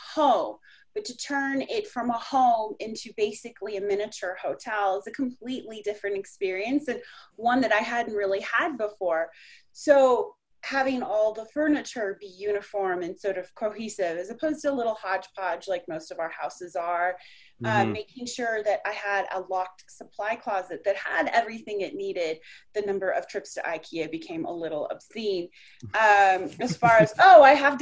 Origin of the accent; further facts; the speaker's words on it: Colorado, United States; moved away as an adult; also born or lived in Orlando; now in South Florida, United States; I grew up in Colorado